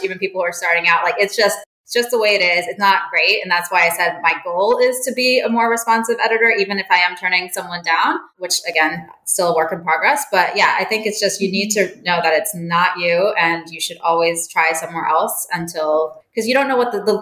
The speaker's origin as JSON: {"language": "English", "town": "Jeddah", "region": "Makkah Province", "country": "Saudi Arabia", "tie": "born or raised there", "also_born_or_lived": "Cape Town, South Africa", "moved": "yes", "lives_now": "New York, United States", "said": "I grew up in Jeddah, Saudi Arabia"}